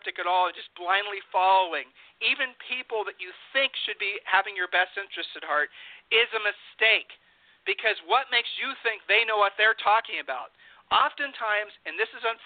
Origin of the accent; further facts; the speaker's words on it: Columbus, Ohio, United States; we're from Columbus, Ohio